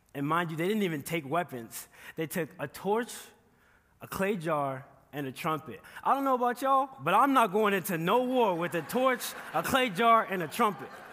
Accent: Chicago, Illinois, United States; moved away as an adult; now in Kearney, United States; I'm here today from Chicago, Illinois

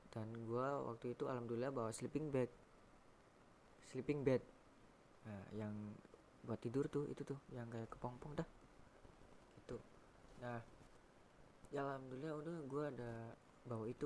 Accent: Cirebon, West Java, Indonesia; Gunung Ciremai Jawa Barat ya karena gua tuh orang Cirebon jadi ya gue yang dekat

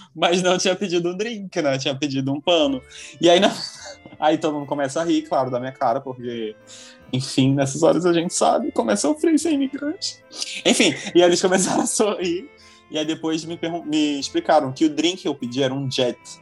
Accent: Boa Vista, Roraima, Brazil; now in France; nasci em Boa Vista, né? Boa Vista é uma cidade que, tipo, todo mundo... Tem uma linha, uma linhagem muito superficial

